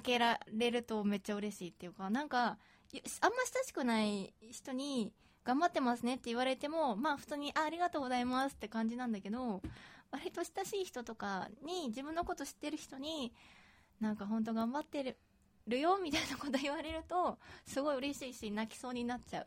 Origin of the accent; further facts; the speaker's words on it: Osaka, Japan; accent: Kansai dialect; 大阪出身だからかわかんないけど